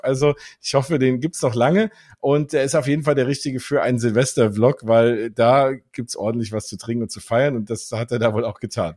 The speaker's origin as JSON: {"language": "German", "country": "Germany", "said": "als Deutsche"}